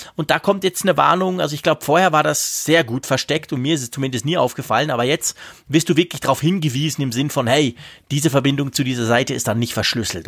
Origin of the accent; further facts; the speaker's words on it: Switzerland; bei uns in der Schweiz